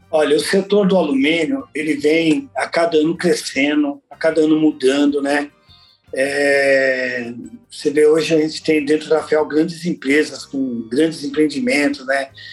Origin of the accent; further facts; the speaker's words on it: São Paulo, Brazil; also born or lived in Alagoas; Eu, eu nasci em Alagoas, mas vim para São Paulo muito novo. Eu vim com dois anos de idade, então praticamente eu fui criado em São Paulo